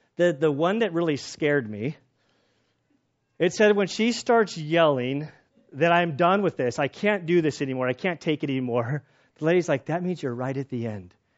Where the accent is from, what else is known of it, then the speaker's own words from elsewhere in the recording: United States; we as American Christians